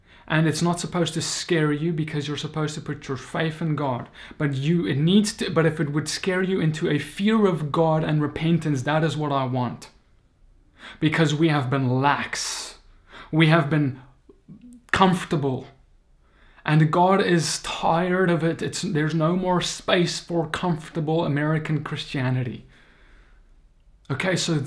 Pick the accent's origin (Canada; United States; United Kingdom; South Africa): South Africa; I come from South Africa